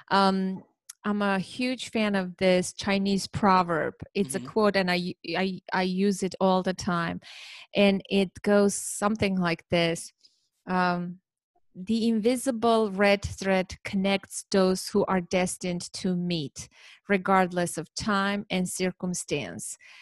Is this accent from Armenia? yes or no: yes; Armenia; now in New Jersey, United States; I, I live in New Jersey in okay. the United States, but I'm originally from Armenia